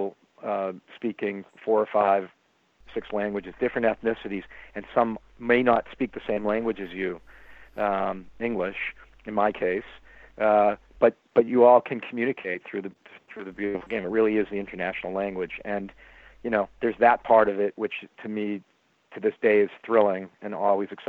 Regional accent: Boston, Massachusetts, United States; also born or lived in Baltimore; there's a lot of pride when you're from Boston

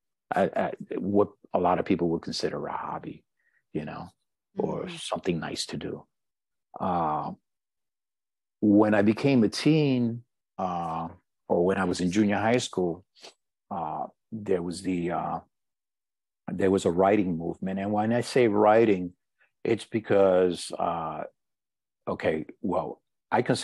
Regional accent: New York City, New York, United States; also born or lived in Puerto Rico; I'm born and raised in New York, born and raised in Harlem. And I'm presently living in the Bronx

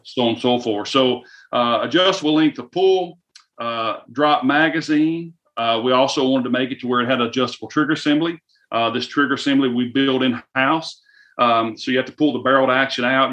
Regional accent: the South, United States; you can tell by the slang in my voice. I am from the South

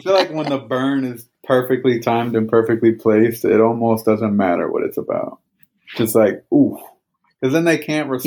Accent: Northeast, United States; I'm from the Northeast

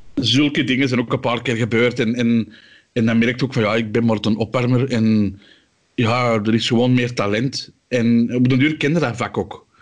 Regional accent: Antwerp, Flanders, Belgium; als Antwerpenaar

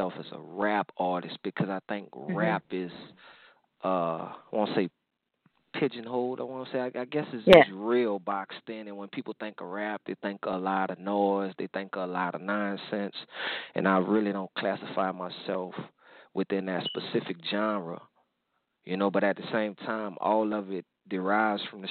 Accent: New Orleans, Louisiana, United States; I come from New Orleans

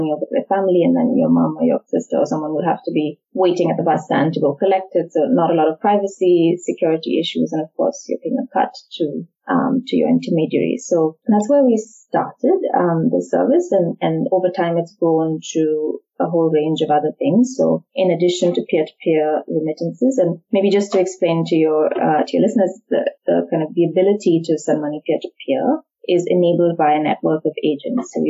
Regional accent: India; moved away as an adult; also born or lived in United States; I grew up in India

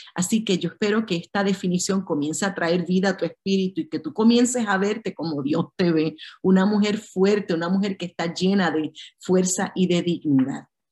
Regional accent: Puerto Rico; yo soy de Puerto Rico

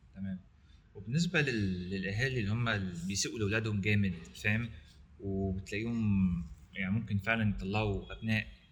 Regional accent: Egypt; عندنا في مصر

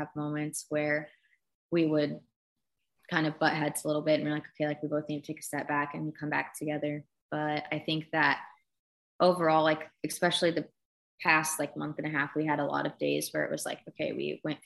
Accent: Kansas City, Missouri, United States; now in Louisville, United States; I grew up in Kansas City, Missouri

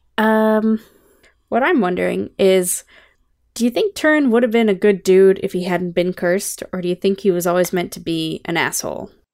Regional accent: Canada; I'm Canadian, not American.

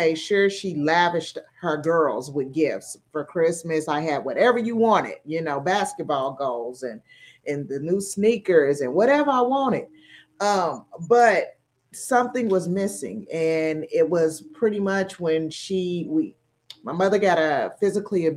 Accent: Tulsa, Oklahoma, United States; moved away as an adult; We are from a small town of Tulsa, Oklahoma. So if you all are familiar with the 1921 race riot, that's my hometown. So growing up there

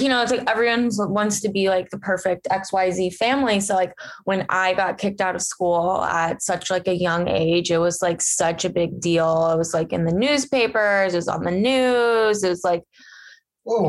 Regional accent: Cincinnati, Ohio, United States; I grew up in Ohio in a town in Cincinnati.

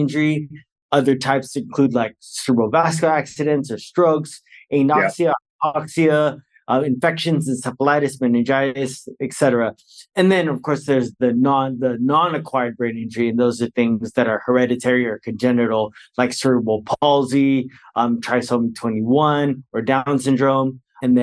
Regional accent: Bay Area, Northern California, United States; moved away as an adult; now in Fullerton, United States; I'm originally from California. I'm from Northern California, the Bay Area. I'm a very proud Bay Area resident.

